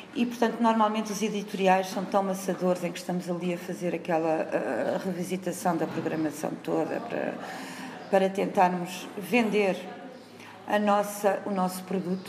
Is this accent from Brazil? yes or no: no; Viseu, Centro, Portugal; also born or lived in Berlin; eu sou de Viseu, nasci em Viseu, na cidade de Viseu, saí para estudar fora